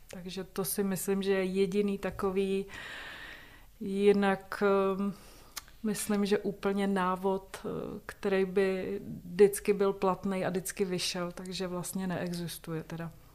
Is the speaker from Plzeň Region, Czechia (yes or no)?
no; a small village near Blatná, South Bohemian Region, Czechia; also born or lived in České Budějovice; Já pocházím tady poměrně nedaleko, vlastně z malé vesnice u Blatn, což je tady odsud asi 30 kilometrů.